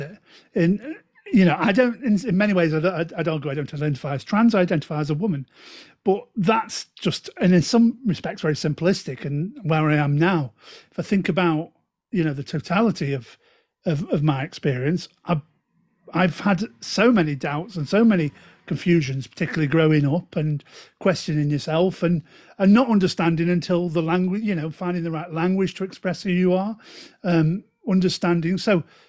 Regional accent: Stoke-on-Trent, West Midlands, United Kingdom; Hey up, ducks, as I'm saying from Stoke

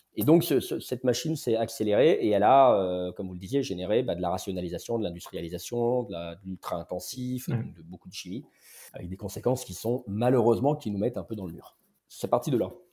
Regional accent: Lyon, Auvergne-Rhône-Alpes, France; J'ai grandi à Lyon

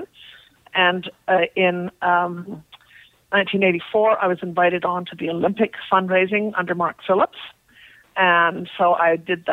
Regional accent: Montreal, Quebec, Canada; moved away as an adult; also born or lived in England; I'm a Canadian, born in Montreal

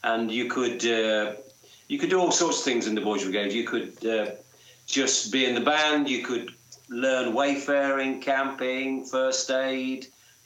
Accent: Leicester, East Midlands, United Kingdom; moved away as an adult; also born or lived in Italy / London; I was born in Leicester, which is a city in the middle of the country, in the middle of England.

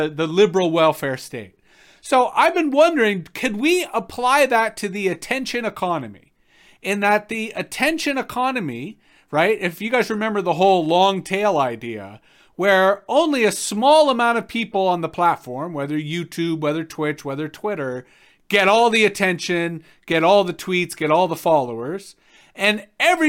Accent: Canada; as Canadians

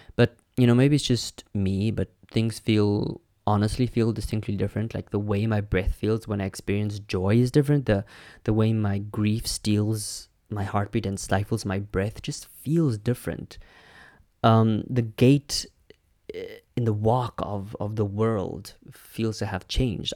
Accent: Namibia; I'm from Namibia, which was a German colony.

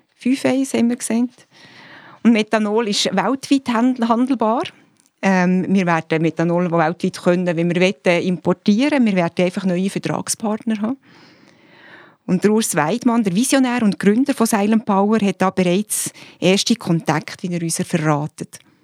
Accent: Switzerland; bei uns in der Schweiz

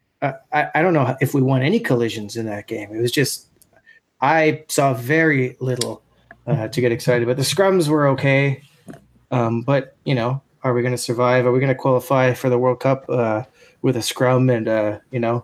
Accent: Canada; as a Canadian

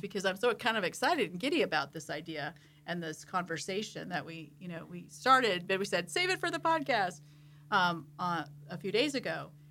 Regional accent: San Diego, California, United States; moved away as an adult; also born or lived in Boston; I lived in San Diego when I grew up.

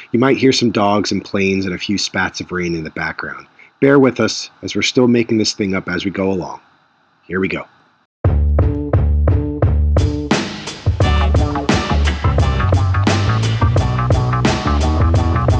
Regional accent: New York City, New York, United States; moved away as an adult; also born or lived in Rhode Island / Boston; I'm originally from Staten Island, and I went to high school in upstate New York

